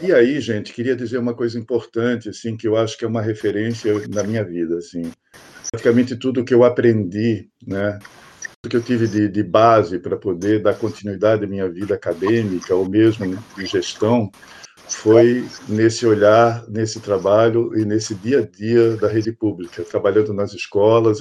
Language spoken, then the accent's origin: Portuguese; Santa Catarina, Brazil; moved away as an adult; also born or lived in Ouro Preto, Minas Gerais; now in Blumenau, Brazil; a minha família é toda de Florianópolis, né? Meus pais, é, meus pais já estavam, assim, com uma certa idade também. Aí, assim, bom, agora está na hora de voltar à minha terra, voltar a Santa Catarina